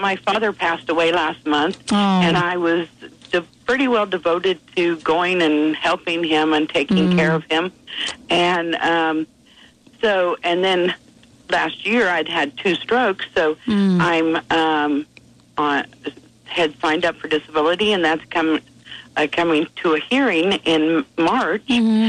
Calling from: Topeka, Kansas, United States; Topeka, Kansas.

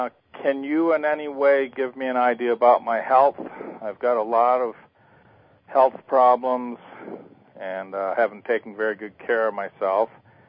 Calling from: Costa Rica; I'm calling from Costa Rica.

